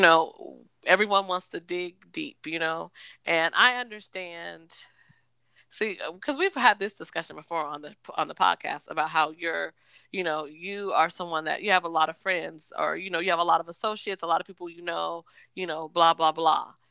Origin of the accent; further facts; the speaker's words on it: United States; moved away; also born or lived in East Coast; I'm from Washington